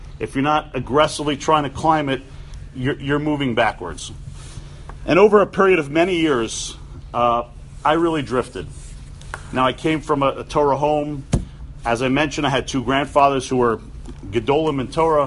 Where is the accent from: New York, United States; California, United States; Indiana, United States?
New York, United States; New York City; I grew up on the Upper West Side of Manhattan